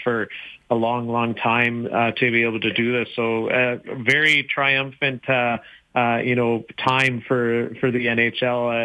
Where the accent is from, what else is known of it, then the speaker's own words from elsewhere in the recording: Brooks, Alberta, Canada; also born or lived in Wetaskiwin, Alberta; I was born in Wetaskiwin, grew up in Brooks